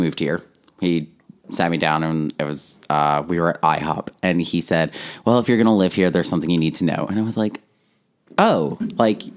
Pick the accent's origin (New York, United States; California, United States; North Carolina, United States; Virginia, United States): North Carolina, United States; Outer Banks; moved away as an adult; now in Nashville, United States; I'm actually from the Outer Banks. I grew up at the beach.